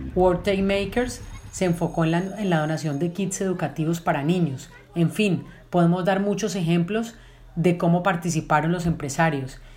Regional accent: Colombia; nuestro país

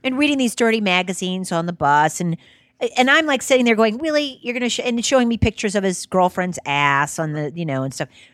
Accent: New Orleans, Louisiana, United States; I'm from New Orleans.

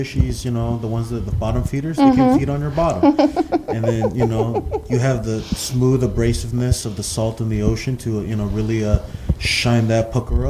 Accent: Glendale, California, United States; Glendale, California.

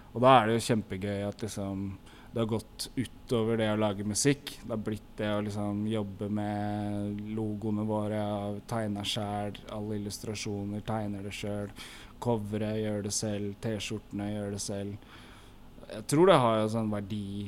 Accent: Oslo, Norway; vi vokste opp sammen på Lambertseter

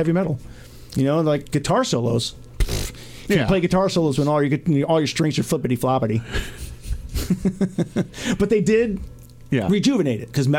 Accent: United States; I'm American

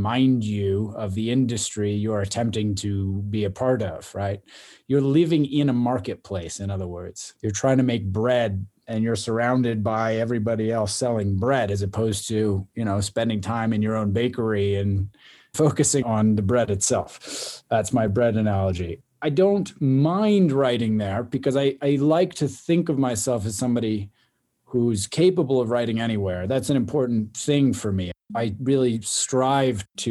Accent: Boston, Massachusetts, United States; also born or lived in Austin, Texas / Taos; now in Los Angeles, United States; I grew up in the Boston area

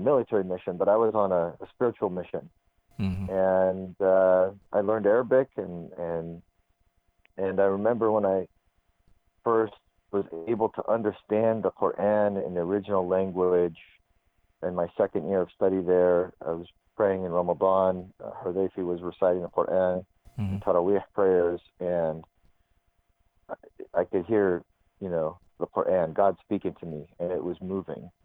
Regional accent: Arizona, United States; I'm an American kid from Arizona

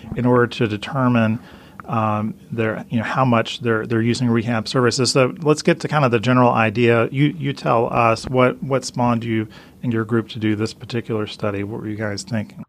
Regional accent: Atlanta, Georgia, United States; my hometown of Atlanta

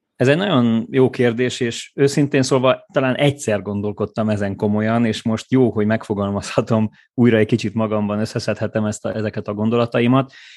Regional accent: Gheorgheni, Harghita County, Romania; moved away as an adult; also born or lived in Cluj-Napoca, Romania; én székelyföldi születésű vagyok, gyergyói vagyok

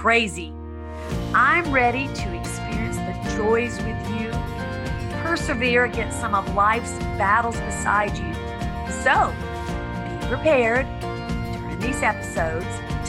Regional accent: the South, United States; moved away as an adult; growing up in the South, becoming a foster kid

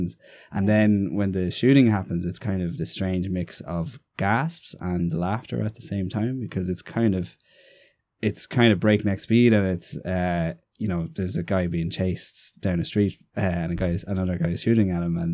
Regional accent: Navan, Leinster, Ireland; also born or lived in Galway; I'm from Navan, County Meath

